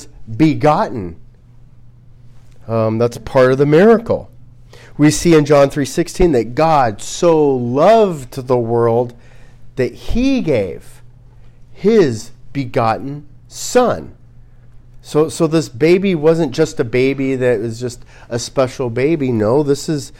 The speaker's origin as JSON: {"language": "English", "country": "United States", "said": "as an American"}